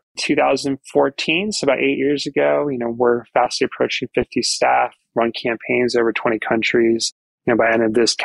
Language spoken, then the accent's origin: English; Arizona, United States; moved away as an adult; also born or lived in Los Angeles; now in Australia; I grew up in Arizona